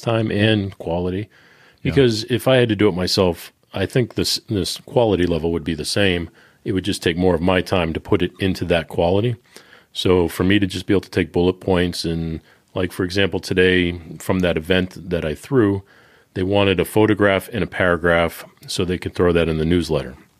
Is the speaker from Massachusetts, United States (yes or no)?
yes; Boston, Massachusetts, United States; I'm from Boston